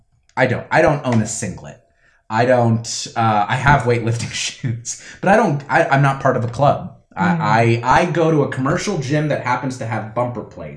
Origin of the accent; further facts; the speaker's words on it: Florida, United States; I grew up in Florida, which is the only state where weightlifting is a varsity sport